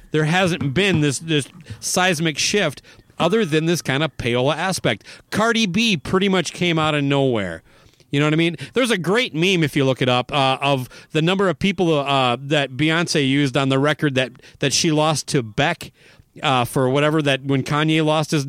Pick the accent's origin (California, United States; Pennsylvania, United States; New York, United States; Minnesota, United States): Minnesota, United States; Owatonna; born or raised there